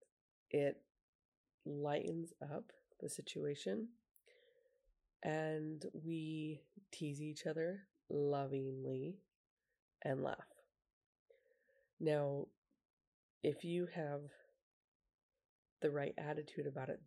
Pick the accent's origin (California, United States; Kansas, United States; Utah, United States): Utah, United States; I grew up in Utah, and that's pretty big for hunting